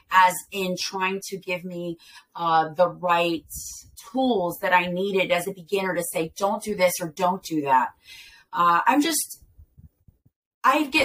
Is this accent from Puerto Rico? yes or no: yes; Ponce, Puerto Rico; also born or lived in Delaware / Philadelphia; Okay, so I eh, was born in Delaware here, and um, uh, I moved to Philadelphia eh, at, at the age of eight. I believe, six or eight, something like that. And then um, at the age of 13, I moved to Ponce, Puerto Rico.